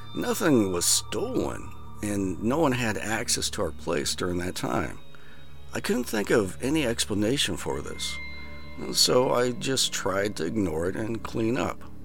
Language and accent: English; Iowa, United States; I grew up in Iowa